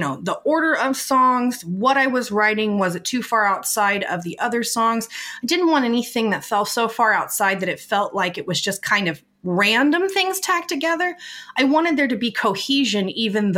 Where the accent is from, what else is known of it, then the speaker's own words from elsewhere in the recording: West Coast, United States; I grew up on the West Coast in the 90s